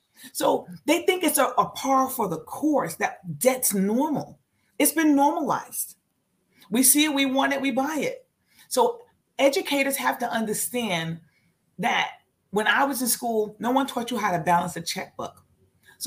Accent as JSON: {"language": "English", "region": "New York", "country": "United States", "said": "I'm from New York."}